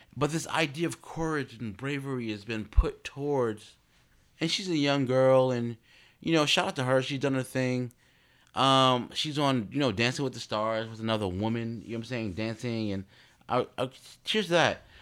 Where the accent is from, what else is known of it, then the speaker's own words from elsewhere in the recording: Newark, New Jersey, United States; I'm a card from Jersey, Brick City